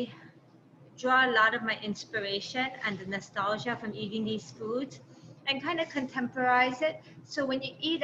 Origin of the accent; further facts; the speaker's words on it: Honolulu, Hawaii, United States; also born or lived in Hyde Park, New York; growing up in Hawaii